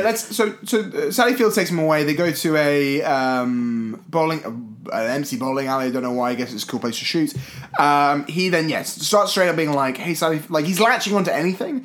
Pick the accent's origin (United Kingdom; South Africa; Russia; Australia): United Kingdom; as a British kid.